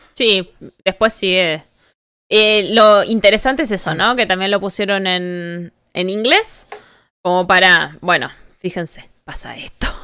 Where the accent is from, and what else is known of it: Argentina